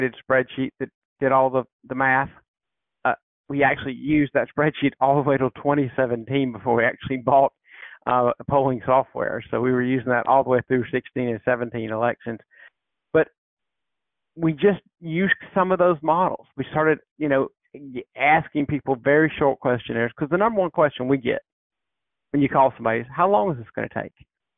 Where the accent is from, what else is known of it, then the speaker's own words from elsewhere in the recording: South Carolina, United States; I grew up in South Carolina